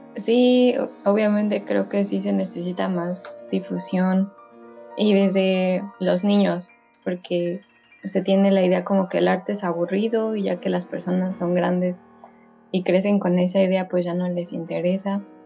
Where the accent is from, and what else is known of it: Mexico; now in Estonia